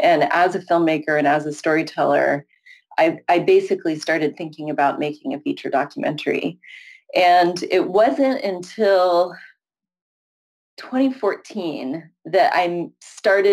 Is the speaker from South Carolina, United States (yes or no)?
no; San Francisco Bay Area, California, United States; also born or lived in Syracuse, New York; I live in San Francisco. I'm from the San Francisco Bay Area